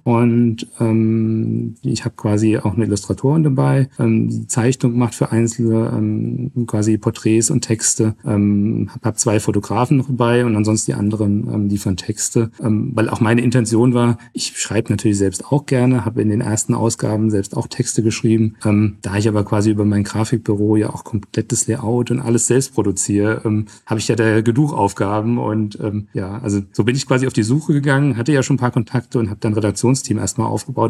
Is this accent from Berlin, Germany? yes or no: no; Trebur, Hesse, Germany; Ich bin jetzt schon seit über 20 Jahren in meinem Heimatverein beim TV Trebo im Vorstand aktiv